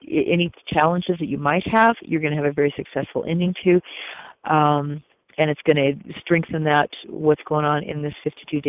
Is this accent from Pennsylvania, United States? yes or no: no; Oahu, Hawaii, United States; I was born in Oahu